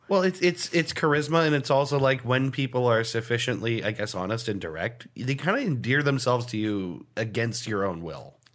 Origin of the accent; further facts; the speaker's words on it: United States; as an American